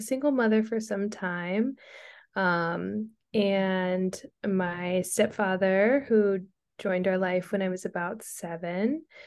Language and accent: English; Stockton, California, United States; moved away as an adult; also born or lived in Princeton / Long Beach / Philadelphia; I'm from Stockton, California.